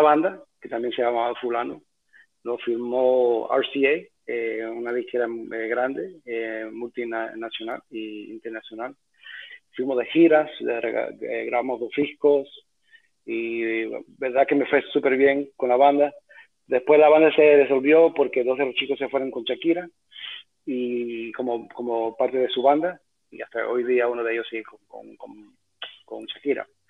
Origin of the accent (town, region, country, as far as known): New York City, New York, United States; born or raised there; also born or lived in Cuba